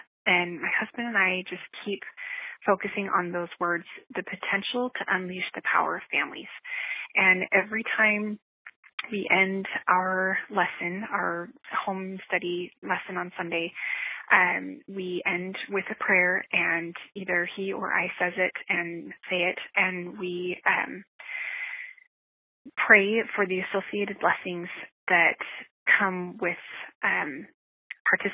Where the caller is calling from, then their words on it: Nashville, Tennessee, United States; This is …. I'm calling from Nashville, Tennessee.